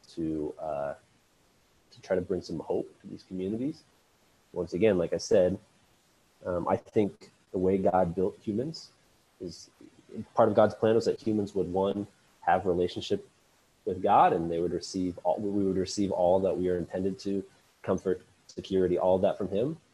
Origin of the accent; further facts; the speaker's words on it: Lincoln, Nebraska, United States; I am born and raised in Lincoln, Nebraska